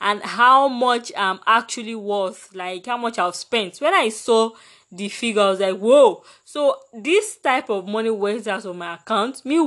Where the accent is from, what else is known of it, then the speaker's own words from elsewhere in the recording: Nigeria; as a Nigerian